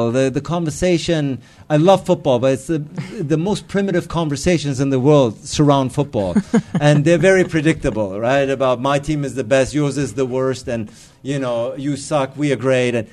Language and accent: English; Hamburg, Germany; Uh, I grew up in Hamburg, so so I played for them.